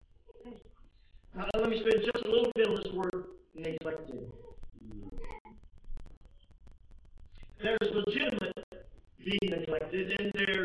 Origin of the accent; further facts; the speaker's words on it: the South, United States; I was raised in the South when blacks worshiped with blacks and whites worshiped with whites